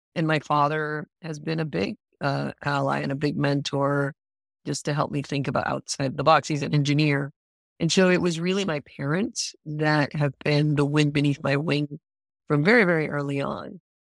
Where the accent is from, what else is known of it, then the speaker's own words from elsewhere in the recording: Puerto Rico; moved away as an adult; also born or lived in Princeton, New Jersey / New York; now in Rhode Island, United States; I'm originally from Puerto Rico, and arrived in Rhode Island